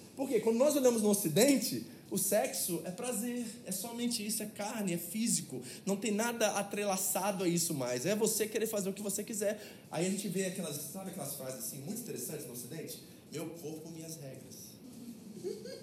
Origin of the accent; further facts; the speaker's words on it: Brazil; also born or lived in United States; now in Japan; nós somos brasileiros